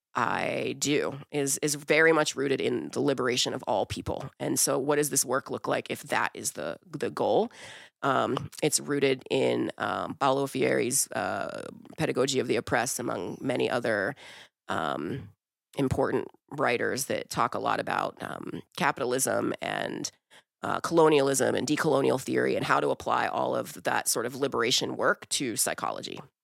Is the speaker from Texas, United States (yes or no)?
no; Wilkinsburg, Pennsylvania, United States; also born or lived in Brazil; I grew up in Wilkinsburg